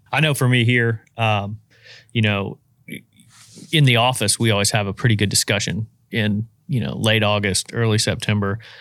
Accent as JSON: {"language": "English", "region": "Indiana", "country": "United States", "tie": "born or raised there", "moved": "yes", "lives_now": "Louisiana, United States", "said": "where I grew up in Indiana"}